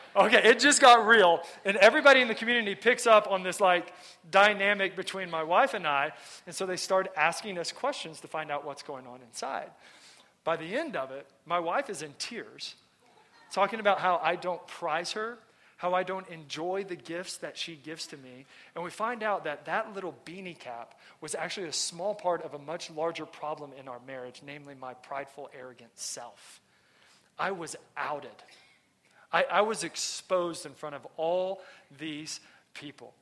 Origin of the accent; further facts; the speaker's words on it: Texas, United States; moved away; I'm from Texas.